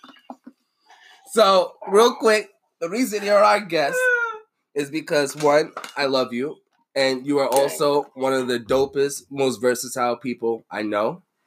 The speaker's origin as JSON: {"language": "English", "town": "Boston", "region": "Massachusetts", "country": "United States", "accent": "Boston", "said": "my shitty Boston accent."}